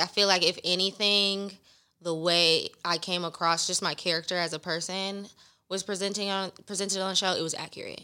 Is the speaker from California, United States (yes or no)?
yes; Los Angeles, California, United States; also born or lived in Inglewood; 'cause it's my hometown